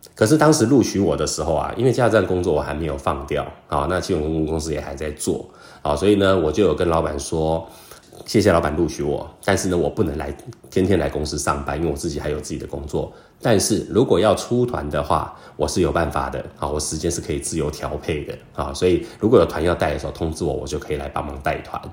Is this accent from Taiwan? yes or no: yes; Taiwan; 那我们台湾人呢，倒鸡酒的用餐的方式就跟他们很不一样了